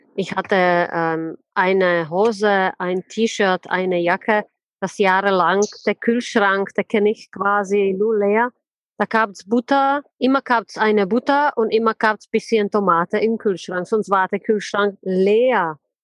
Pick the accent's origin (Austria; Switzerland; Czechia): Czechia; also born or lived in Plzeň, Czech Republic / Karlovy Vary, Czech Republic; now in Germany; ich bin in Tschechien geboren, in wunderschönen Pilzen. Das ist ja der Bierstadt, kennt ja wahrscheinlich ja. jeder. Bin dann in äh, Karlsbad groß geworden